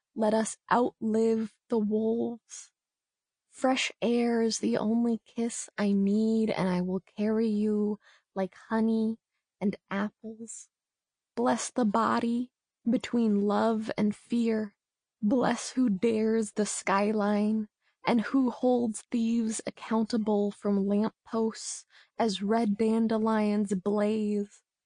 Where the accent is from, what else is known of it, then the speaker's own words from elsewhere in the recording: Los Angeles, California, United States; I am a writer from Los Angeles